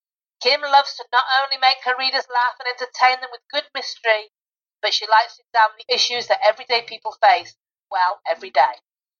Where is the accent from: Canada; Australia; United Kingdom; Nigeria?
United Kingdom; I'm the Brit.